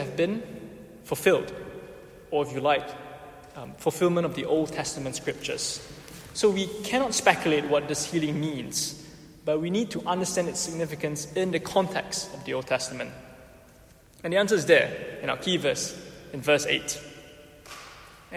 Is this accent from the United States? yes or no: no; Singapore; now in United Kingdom; I'm Singaporean